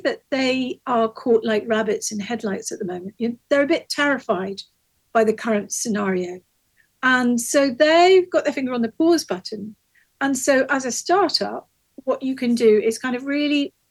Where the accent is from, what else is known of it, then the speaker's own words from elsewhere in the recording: Hastings, South East England, United Kingdom; in a community in my hometown of Hastings